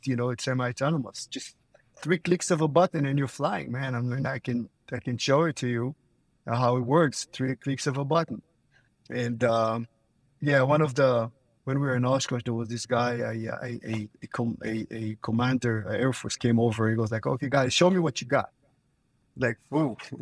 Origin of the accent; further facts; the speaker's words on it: Israel; now in Florida, United States; I'm originally from Israel. I'm living in Florida